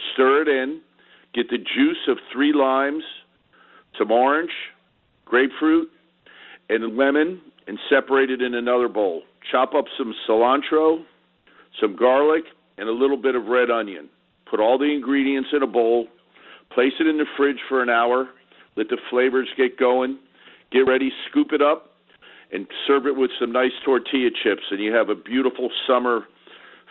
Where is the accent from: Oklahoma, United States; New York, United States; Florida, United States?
Florida, United States; South; I was raised down here in South Florida.